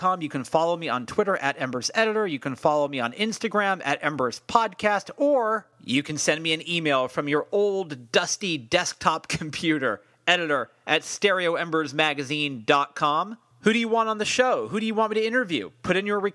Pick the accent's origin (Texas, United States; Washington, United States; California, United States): California, United States; San Francisco; born or raised there